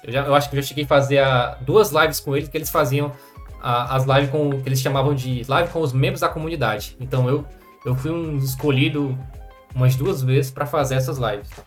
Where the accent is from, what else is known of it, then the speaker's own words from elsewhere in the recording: Madalena, Ceará, Brazil; somos de uma cidade do interior do Ceará, de 20 mil habitantes